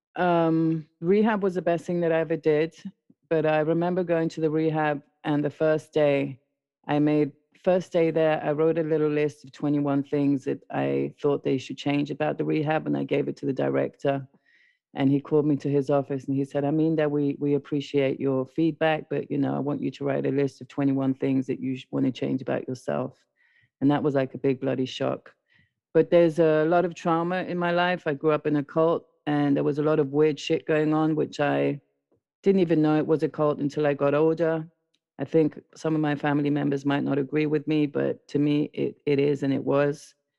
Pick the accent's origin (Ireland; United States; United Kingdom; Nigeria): United Kingdom; London; also born or lived in South America; I was born in South America, raised in London